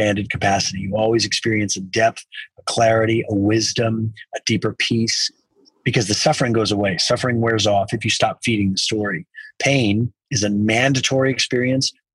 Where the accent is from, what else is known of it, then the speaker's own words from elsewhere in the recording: South Texas, United States; I grew up in South Texas